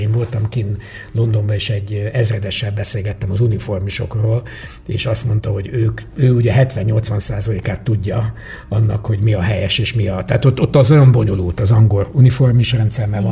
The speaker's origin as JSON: {"language": "Hungarian", "country": "Hungary"}